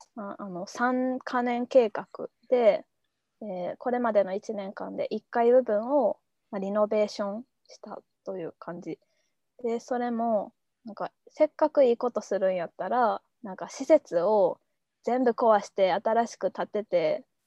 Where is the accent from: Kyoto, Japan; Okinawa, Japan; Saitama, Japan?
Kyoto, Japan; moved away as an adult; also born or lived in Akita / Tokyo; もともと京都出身やし、秋田の大学